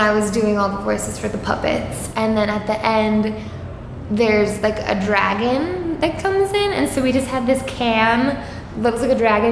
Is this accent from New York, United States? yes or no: yes; Suffolk County, Long Island, New York, United States; also born or lived in Boston; I'm from Suffolk County, which is more like the middle to the east part of the island.